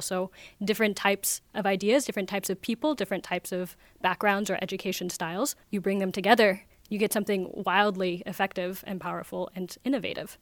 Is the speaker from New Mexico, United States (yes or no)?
no; Oregon, United States; now in Vienna, Austria; I'm from Oregon in the U S.